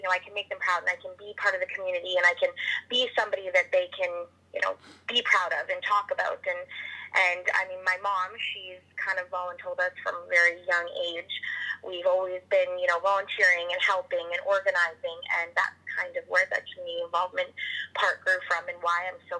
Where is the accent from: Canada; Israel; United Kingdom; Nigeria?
Canada; Zama City, Alberta; growing up in Zama has really made me become the person I am today just because it is such a close-knit, small community, and everybody knows everybody, so it's like a big family. And growing up there, I mean, I've lived there for 23 years